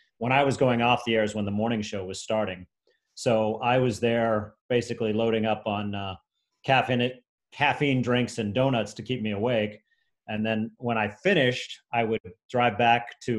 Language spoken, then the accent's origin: English; St. Louis, Missouri, United States; moved away as an adult; also born or lived in Columbia, Missouri / Chicago; I moved back to St. Louis, my hometown, for a year.